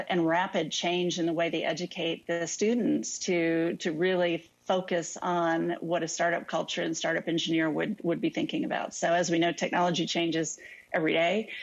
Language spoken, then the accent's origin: English; United States; also born or lived in Mexico; I'm from the United States